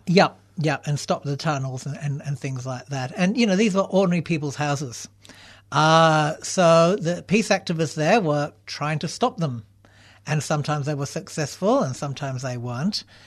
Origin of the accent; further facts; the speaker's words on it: Canberra, Australian Capital Territory, Australia; moved away as an adult; also born or lived in Melbourne; Canberra, which is my hometown